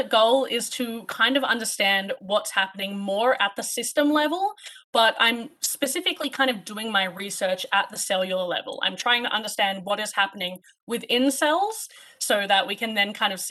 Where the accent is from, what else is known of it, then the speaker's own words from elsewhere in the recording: Sydney, New South Wales, Australia; moved away as an adult; now in Canada; I'm actually from Sydney, Australia. We are recording this in Canada. So I actually did all of my undergraduate in Sydney.